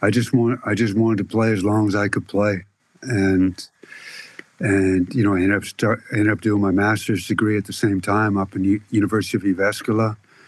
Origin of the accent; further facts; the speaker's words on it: Canada; Growing up in Canada.